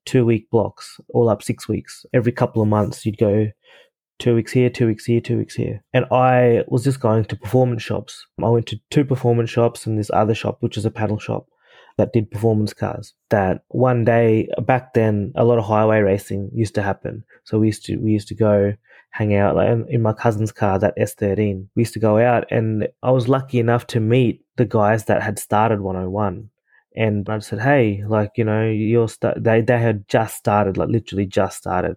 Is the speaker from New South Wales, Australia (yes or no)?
no; Ipswich, Queensland, Australia; also born or lived in Fiji; where I grew up in Australia, Ipswich